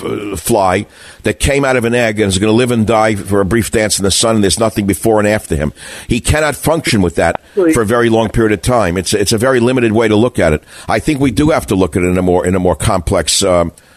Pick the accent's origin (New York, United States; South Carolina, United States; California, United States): New York, United States; I grew up in New York.